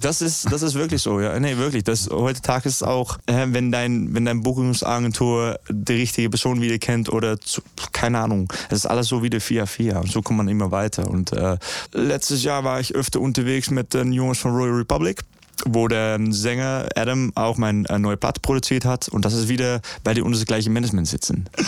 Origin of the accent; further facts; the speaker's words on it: Netherlands; German is a second language; ich komme aus Holland, wir, wir wohnen unter Meereslevel